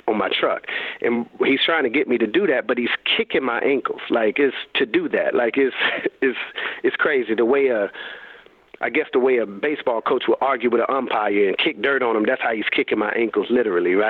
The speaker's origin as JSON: {"language": "English", "town": "Raleigh", "region": "North Carolina", "country": "United States", "tie": "born or raised there", "said": "I'm a high school coach at the time in my hometown of Raleigh, North Carolina"}